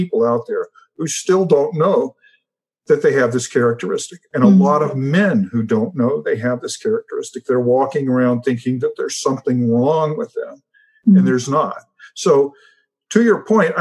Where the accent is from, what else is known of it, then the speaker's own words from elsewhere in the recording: United States; as an American